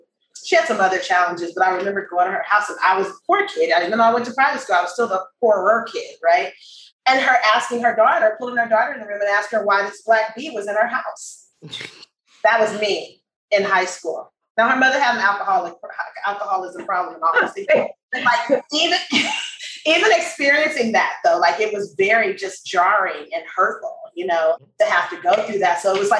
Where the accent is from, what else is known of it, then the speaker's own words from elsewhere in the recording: Los Angeles, California, United States; moved away as an adult; now in Oakland, United States; I'm from South Central LA, around here.